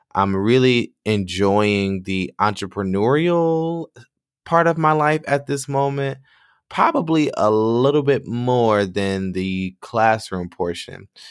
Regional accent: Michigan, United States; moved away as an adult; I decided to move back to my home state, my home city

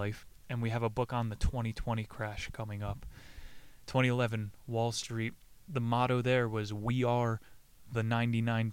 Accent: New Jersey, United States; I'm from New Jersey

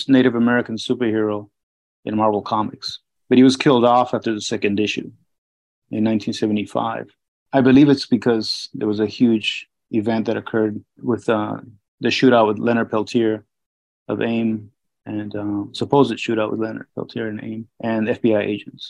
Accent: Peru; moved away; also born or lived in Miami; Growing up in Peru in the 70s

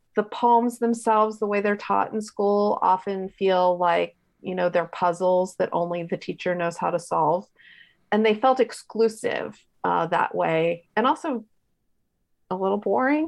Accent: Richmond, Virginia, United States; I grew up in Richmond, Virginia

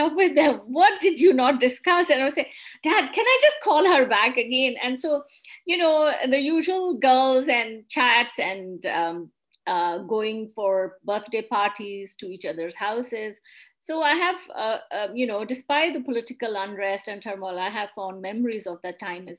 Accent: Rawalpindi, Punjab, Pakistan; also born or lived in Islamabad, Pakistan; now in Glasgow, United Kingdom; I grew up in Pakistan in the province of Punjab in city Rawalpindi

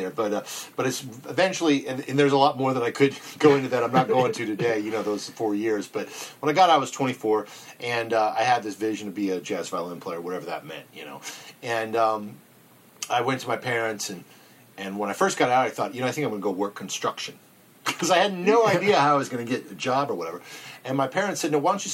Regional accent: Columbus, Ohio, United States; I'm from Columbus, and people knew about me from growing up

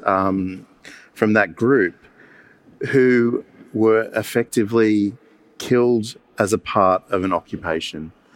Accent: Campbelltown, New South Wales, Australia; I grew up in Campbelltown

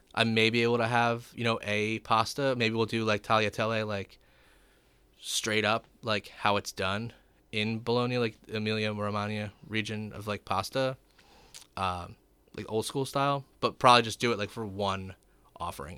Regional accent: Gloucester Township, New Jersey, United States; I grew up in Gloucester Township.

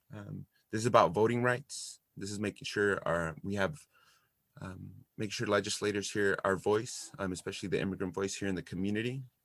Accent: Santa Barbara, California, United States; also born or lived in Los Angeles / Texas; So I grew up here in Santa Barbara, California.

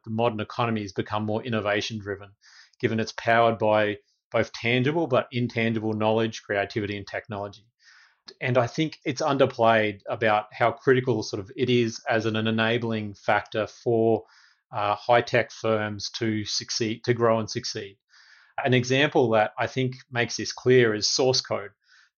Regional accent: Australia; now in Washington, D.C., United States; an Australian based in DC

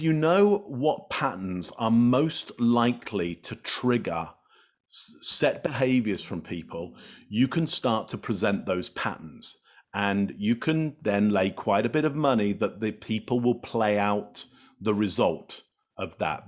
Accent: England, United Kingdom; moved away; I come from the U K originally, I'm English

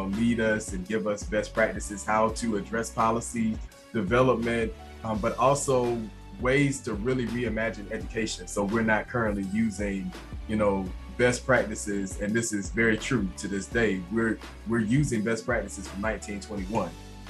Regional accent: Atlanta, Georgia, United States; I grew up in District 2 in the heart of the city where the AUC is.

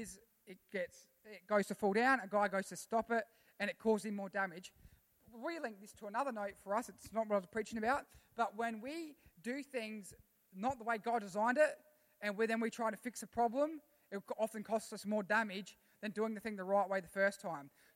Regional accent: Australia; I'm a citizen of heaven before I'm an Australian

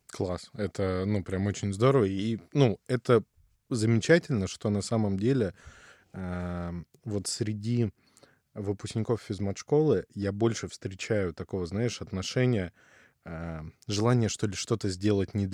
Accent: Far East, Russia; also born or lived in Ukraine; Ну смотри, родился я на юге Украины. Так. То есть часть моей идентичности привязана, ну, вот к этим местам довольно крепко. Потом рос на Дальнем Востоке в основном.

